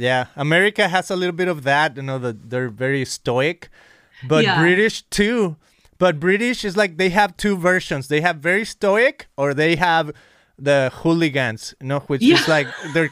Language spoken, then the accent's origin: English; Guadalajara, Jalisco, Mexico; moved away as an adult; now in Costa Mesa, United States; I remember growing up in Mexico